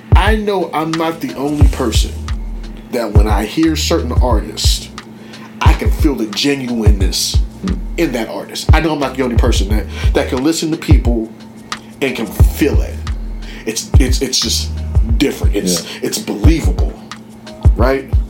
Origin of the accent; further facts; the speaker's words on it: Penn Hills, Pennsylvania, United States; We're in Penn Hills. I grew up in Penn Hills